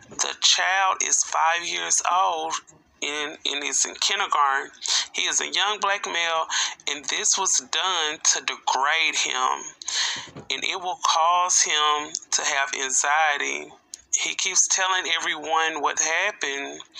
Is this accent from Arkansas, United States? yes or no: yes; Arkansas, United States; this story is coming from out of my home state, Arkansas.